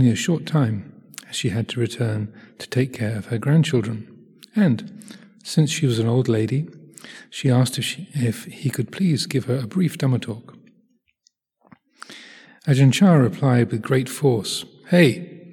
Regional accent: England, United Kingdom; I'm 64 years old. I was born in England

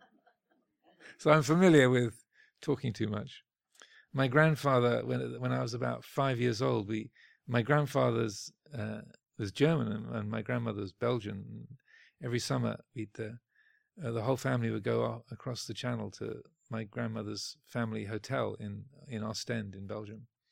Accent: United Kingdom; speaking as a Brit

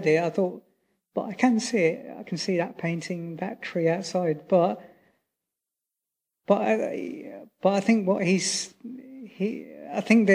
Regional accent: United Kingdom; also born or lived in Sri Lanka (family); I'm British, but originally my family are Sri Lankan

